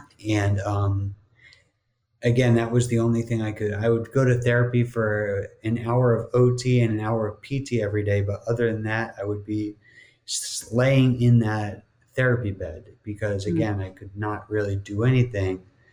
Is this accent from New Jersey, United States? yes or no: yes; New Jersey, United States; moved away as an adult; also born or lived in Miami; growing up in New Jersey